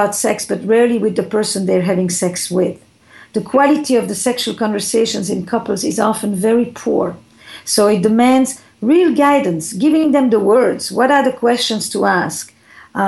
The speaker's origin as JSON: {"language": "English", "region": "Flanders", "country": "Belgium", "moved": "yes", "lives_now": "United States", "said": "I come from Belgium, from the Flemish part"}